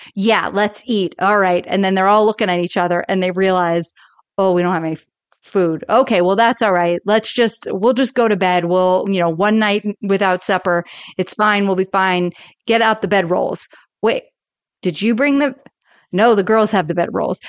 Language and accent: English; Florida, United States; I grew up in Florida